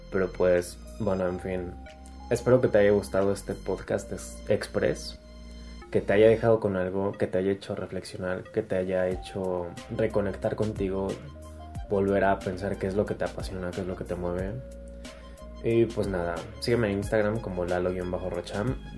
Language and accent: Spanish; Mexico; por lo menos en mi país, en México, eh, que te reconozcan algo está cañón.